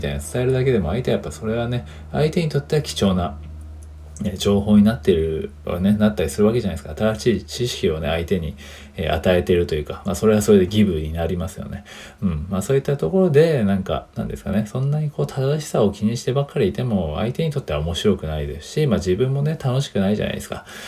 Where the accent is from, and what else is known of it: Japan